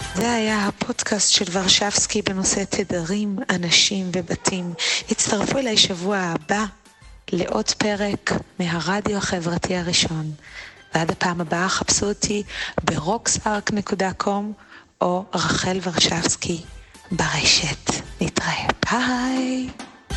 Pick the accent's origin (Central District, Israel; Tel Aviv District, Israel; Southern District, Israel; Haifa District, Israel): Tel Aviv District, Israel; Tel Aviv; בתור תל אביבית במקור